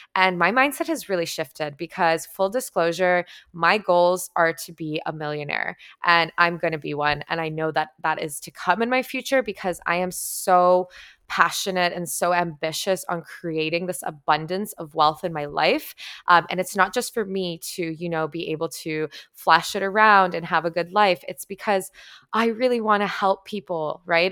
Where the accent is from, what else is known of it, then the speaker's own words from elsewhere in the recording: Toronto, Ontario, Canada; moved away as an adult; my hometown in Toronto